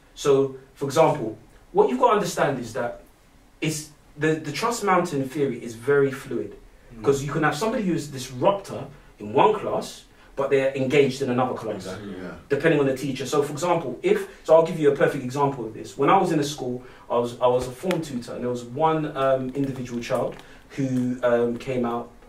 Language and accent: English; Barking, London, United Kingdom; I'm from Barking, man, come on. We're all disruptive.